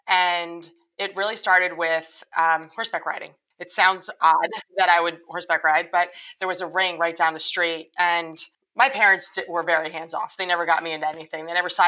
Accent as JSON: {"language": "English", "town": "Trenton", "region": "New Jersey", "country": "United States", "tie": "born there", "said": "I moved from New Jersey. I was born in Trenton, New Jersey."}